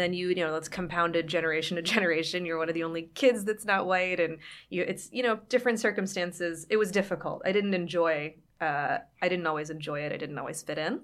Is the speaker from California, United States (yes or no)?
no; Somerset, Pennsylvania, United States; moved away; I was born and raised there